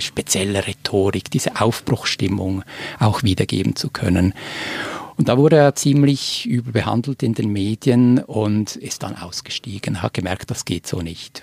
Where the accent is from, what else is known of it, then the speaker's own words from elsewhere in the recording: Switzerland; als Schweizer